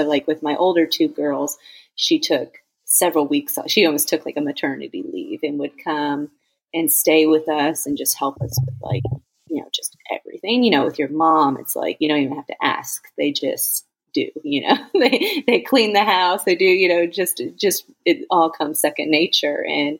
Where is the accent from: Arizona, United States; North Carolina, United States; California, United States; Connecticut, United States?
Arizona, United States; Phoenix; now in Georgia, United States; We're originally from Phoenix, Arizona. That's where I had my first two girls. And we moved to Georgia to be with my mom, where, my parents live.